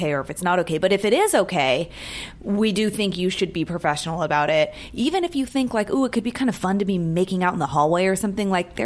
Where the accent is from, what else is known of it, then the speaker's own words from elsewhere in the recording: San Francisco, California, United States; now in Los Angeles, United States; I'm from San Francisco. I was there in 89.